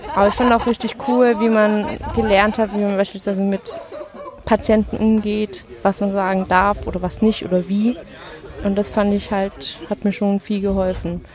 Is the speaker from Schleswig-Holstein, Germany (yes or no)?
no; Schwäbisch Gmünd, Baden-Württemberg, Germany; moved away as an adult; now in Erlangen, Germany; ursprünglich komme ich Richtung Stuttgart bei Schwäbisch Gmünd, aber studieren tue ich noch in Erlangen